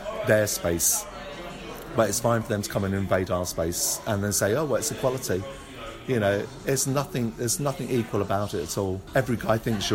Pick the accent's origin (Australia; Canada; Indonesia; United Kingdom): United Kingdom; London; growing up in the London in the early days coming out